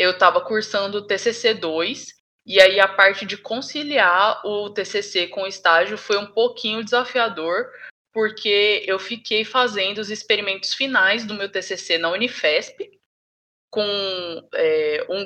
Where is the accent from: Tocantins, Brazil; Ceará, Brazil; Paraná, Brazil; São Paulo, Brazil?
Tocantins, Brazil; now in Salvador, Brazil; mas eu sou do Tocantins. E aí, sobre essa dificuldade de mudança, já não foi tão grande assim, porque para fazer a faculdade aqui em Salvador, eu já me mudei sozinha do Tocantins para cá.